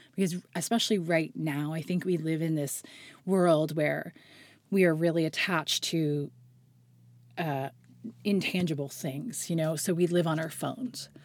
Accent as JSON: {"language": "English", "town": "Halifax", "region": "Nova Scotia", "country": "Canada", "tie": "born or raised there", "also_born_or_lived": "White's Lake / Prospect Bay", "said": "I grew up in Halifax on the outskirts, sort of halfway between Halifax and Peggy's Cove."}